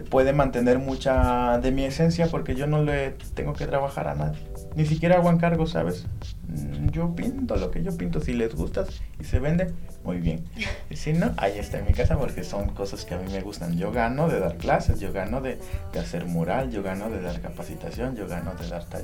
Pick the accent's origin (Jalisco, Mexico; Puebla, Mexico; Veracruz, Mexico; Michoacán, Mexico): Puebla, Mexico; Tehuacán; no puedes centrarte en Tehuacán, no puedes centrarte en que soy poblano, no puedes centrarte en que soy mexicano, soy este americano